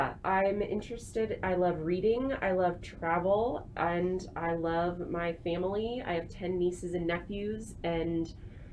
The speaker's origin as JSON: {"language": "English", "town": "Canton", "region": "Ohio", "country": "United States", "tie": "born or raised there", "also_born_or_lived": "Nashville, Tennessee", "moved": "as an adult", "said": "I'm originally from Northeast Ohio. So if you know the area, I grew up near Canton"}